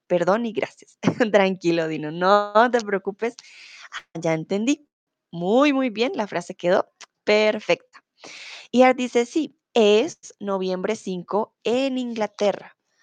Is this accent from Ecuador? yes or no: no; Colombia; soy de Colombia